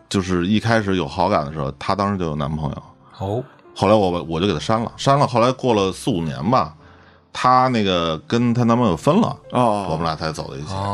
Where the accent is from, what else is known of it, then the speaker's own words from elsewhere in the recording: Beijing, China; 虽然我是一个北京人，也有朋友，也有哥们儿，也有好多亲戚